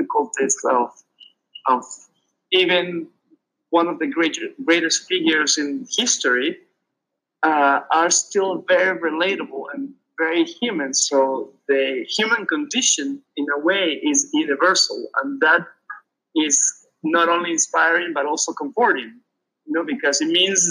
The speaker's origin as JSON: {"language": "English", "country": "Peru", "tie": "born or raised there", "moved": "yes", "said": "I grew up in Peru, so I read in Spanish."}